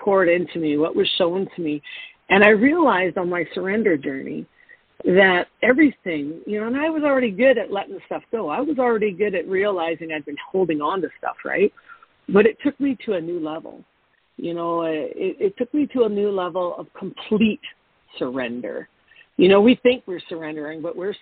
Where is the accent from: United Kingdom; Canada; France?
Canada; I'm a Canadian in Mexico in the wintertime